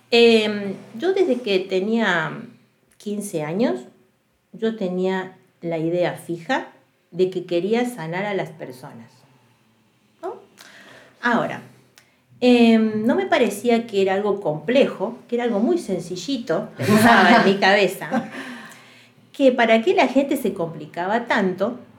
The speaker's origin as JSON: {"language": "Spanish", "region": "Córdoba", "country": "Argentina", "also_born_or_lived": "Santa Fe", "said": "y en ese transcurso nos mudamos mucho de provincias, ¿no? Yo soy de Córdoba, después fuimos a Santa Fe, después vinimos para acá."}